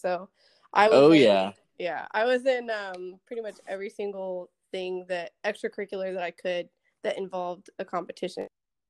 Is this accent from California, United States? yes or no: no; Dallas, Texas, United States; now in Okinawa, Japan; I'm from Texas originally. I'm currently in the Air Force over at Okinawa, Japan, on Kadena Air Base.